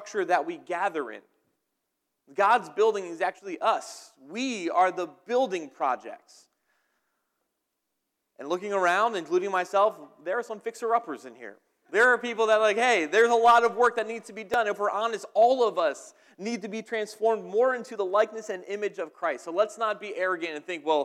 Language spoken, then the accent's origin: English; New Jersey, United States; also born or lived in Dunmore, Pennsylvania; now in Pennsylvania, United States; I'm from New Jersey.